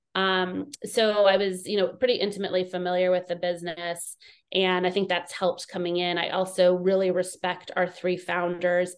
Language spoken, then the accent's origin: English; Southern California, United States; also born or lived in East Coast; I grew up in California